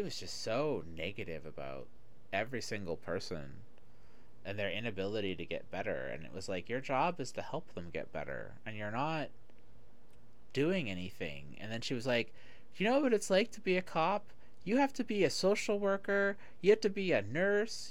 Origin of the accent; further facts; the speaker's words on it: Toronto, Ontario, Canada; moved away; I grew up in Toronto. So that was the time period that I grew up there. Uh, I left Toronto in, like, at the end of 94, 95.